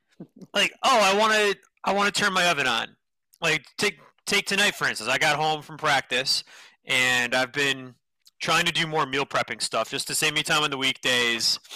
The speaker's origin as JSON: {"language": "English", "region": "Northeast", "country": "United States", "tie": "born or raised there", "said": "I grew up in the Northeast"}